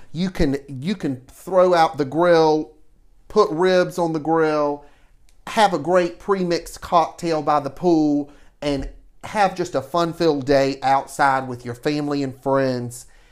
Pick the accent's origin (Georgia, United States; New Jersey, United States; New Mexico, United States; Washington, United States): Georgia, United States; Savannah; growing up in Savannah and being born and raised here